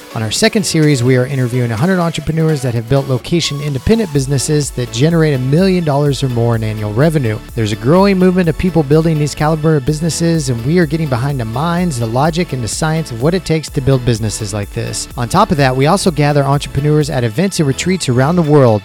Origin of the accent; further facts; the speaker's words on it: United States; moved away; also born or lived in Osceola, Iowa; I grew up outside of Kansas City